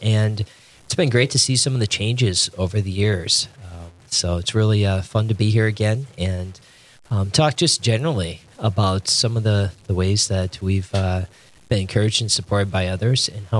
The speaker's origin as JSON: {"language": "English", "town": "Fargo", "region": "North Dakota", "country": "United States", "tie": "born or raised there", "said": "So I'm from North Dakota. I consider myself, you know, local with Fargo. Grew up here, and it's a wonderful place to be."}